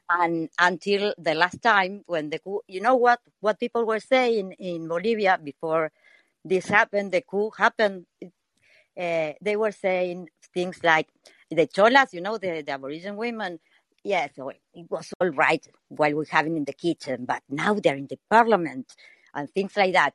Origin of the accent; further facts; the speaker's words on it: Argentina; I'm from Argentina